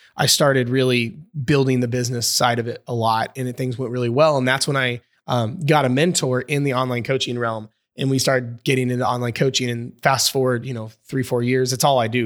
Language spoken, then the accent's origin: English; Indiana, United States; I'm from Indiana, over in the States